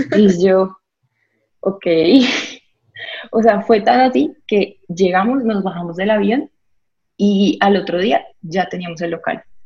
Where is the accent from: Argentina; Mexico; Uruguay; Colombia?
Colombia; Villavicencio, Meta; also born or lived in Bucaramanga, Santander; soy de Santander, de Bucaramanga crecí en Villavicencio